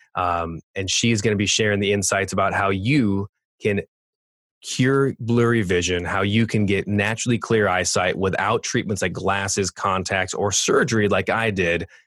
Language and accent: English; California, United States; accent: California; my California accent